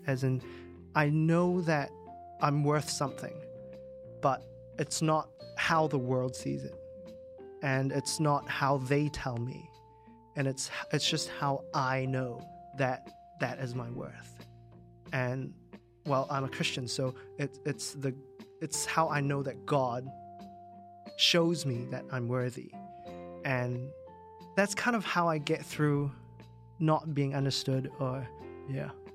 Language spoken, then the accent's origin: English; New Zealand; moved away as an adult; now in Hong Kong; when I grew up in New Zealand, uh, uh, the only way to get around was car.